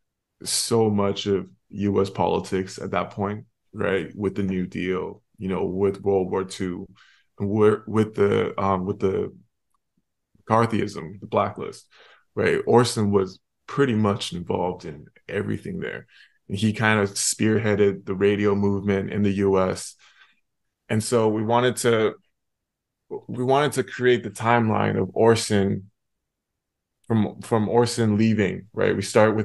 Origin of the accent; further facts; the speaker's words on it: Canada; I'm from Canada